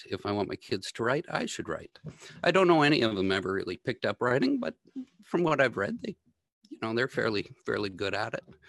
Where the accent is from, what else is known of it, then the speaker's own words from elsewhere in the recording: Sheridan Park, near Atomic Energy of Canada Limited, Ontario, Canada; I grew up in the Sheridan homelands right beside Atomic Energy of Canada Limited